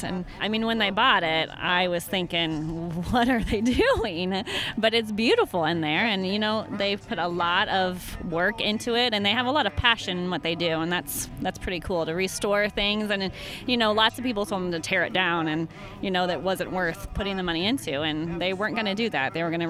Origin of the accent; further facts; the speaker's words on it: Centralia, Missouri, United States; I'm from Centralia.